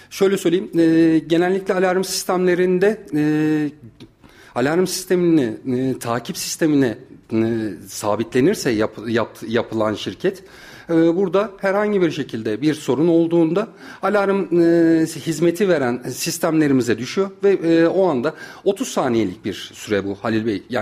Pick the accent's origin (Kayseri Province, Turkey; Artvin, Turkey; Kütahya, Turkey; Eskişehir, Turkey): Kayseri Province, Turkey; İlk, orta, lise, üniversite öğrenimimi Kayseri'de e, tamamladım. Kayseri'de doğdum. Kayseri'de büyüdüm.